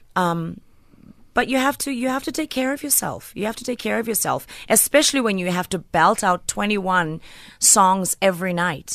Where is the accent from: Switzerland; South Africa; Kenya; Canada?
South Africa; Port Elizabeth, Eastern Cape; I'm just from P